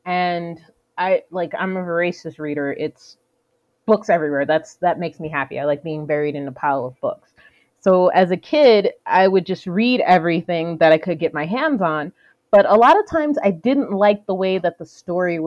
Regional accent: Atlanta, Georgia, United States; moved away as an adult; also born or lived in Jersey City, New Jersey / Alabama / Florida; now in Canada; I was born in... Jersey City, New Jersey, and then we moved down to Atlanta

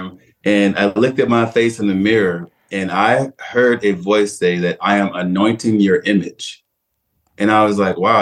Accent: Detroit, Michigan, United States; I was born and raised in Detroit, Michigan

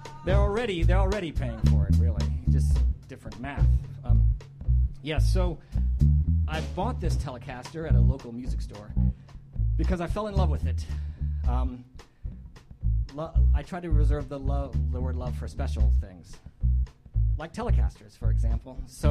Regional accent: Colorado, United States; also born or lived in Kansas; now in Indiana, United States; I was born in Kansas and for the most part consider my home state, even though I've lived here in Indiana longer than anywhere else. I think of my home state as the great state of Colorado.

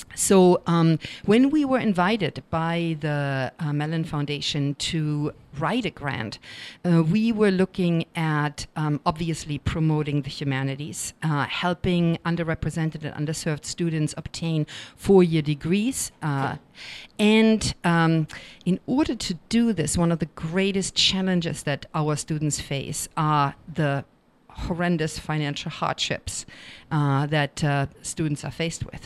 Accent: Germany; accent: German; English is a second language; moved away; being a non-native speaker, I'm sure you've by now noticed my German accent

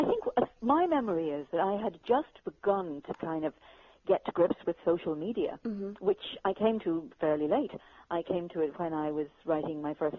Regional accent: Dublin, Leinster, Ireland; also born or lived in London, United Kingdom; now in Dingle Peninsula, Ireland; I was born in Dublin. I went to live in London in the UK, and always wanted to come back to the end of the Dingle Peninsula. And after 30 years, did so.

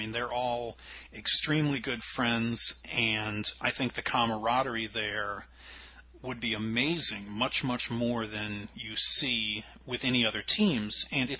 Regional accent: United States; we're both American.

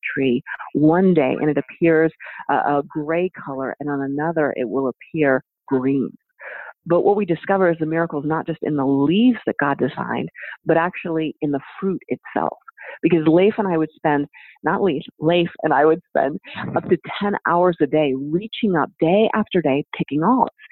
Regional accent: United States; as an American

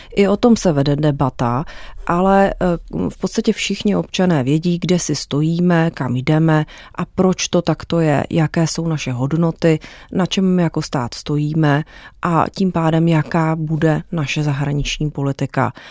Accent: Czechia; U nás v Česku

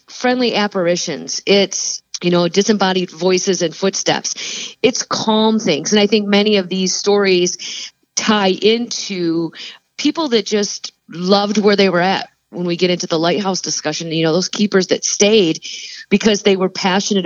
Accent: Plainwell, Michigan, United States; I was born and raised in Southwest Michigan in a small town called Plainwell

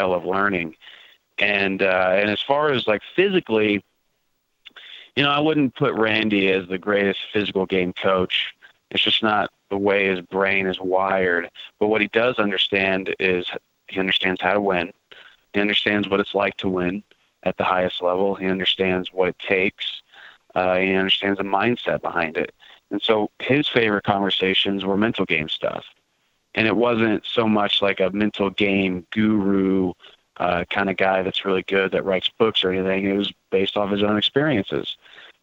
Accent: Kansas City, United States; I grew up in Kansas City

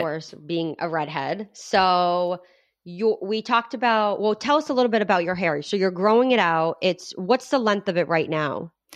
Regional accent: Rhode Island, United States; Adrian and I grew up in Rhode Island

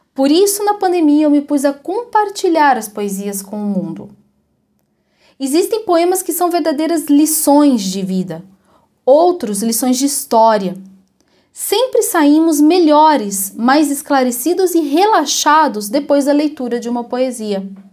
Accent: Ribeirão Preto, São Paulo, Brazil; moved away as an adult; now in Curitiba, Brazil; Embora eu já viva em Curitiba há quase 20 anos, eu sou de Ribeirão Preto, que é uma cidade no interior de São Paulo

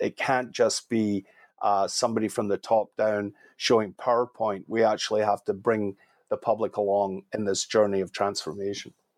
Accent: Scotland, United Kingdom; also born or lived in Canada; now in California, United States; I'm Scottish, I've spent a bit of time in Ireland

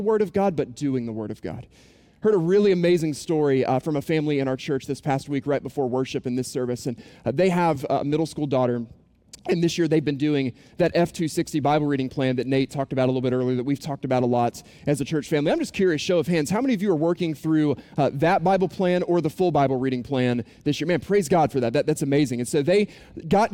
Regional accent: Boone, North Carolina, United States; moved away; I was growing up in Boone, North Carolina is where I'm from

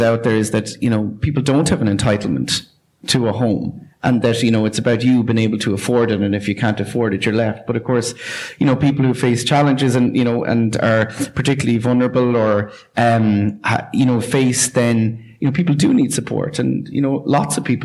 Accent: Tramore, Munster, Ireland; my hometown of Tramore

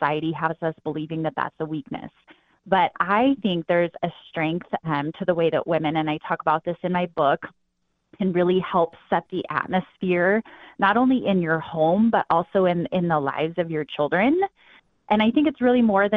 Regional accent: northwest Wyoming, United States; I grew up in Wyoming, in the northwest corner of Wyoming.

